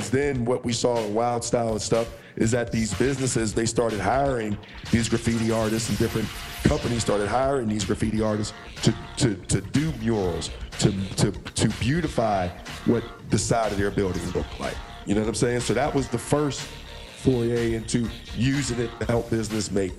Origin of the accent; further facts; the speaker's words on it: Pittsburgh, Pennsylvania, United States; I grew up in Pittsburgh, PA.